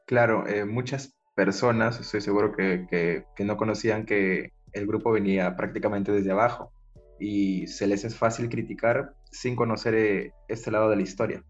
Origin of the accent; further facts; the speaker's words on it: Peru; en mi país, ahora Perú